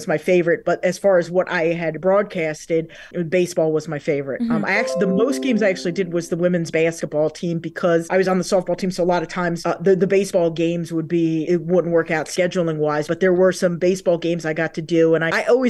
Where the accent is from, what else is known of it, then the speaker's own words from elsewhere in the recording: Lakewood, New Jersey, United States; I grew up in Lakewood, New Jersey, so Ocean County, New Jersey